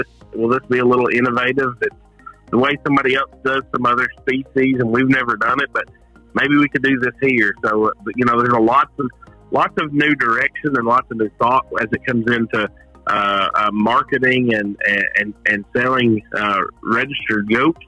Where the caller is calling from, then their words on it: Hazard, Kentucky, United States; So I am calling from a little bitty town in southeastern Kentucky called Hazard.